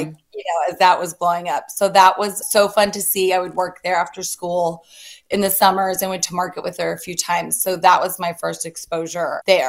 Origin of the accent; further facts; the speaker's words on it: the South, United States; So I am a Southern girl.